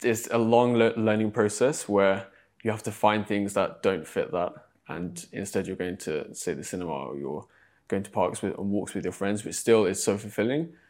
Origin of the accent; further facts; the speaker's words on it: Exeter, South West England, United Kingdom; moved away as an adult; also born or lived in London; back in my hometown, there's I think, one mosque in Exeter where I grew up